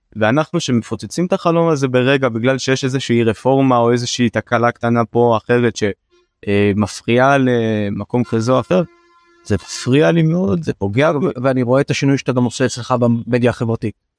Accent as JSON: {"language": "Hebrew", "town": "Beersheba", "region": "Southern District", "country": "Israel", "said": "אני בא מבאר שבע, אני בא מהנגב."}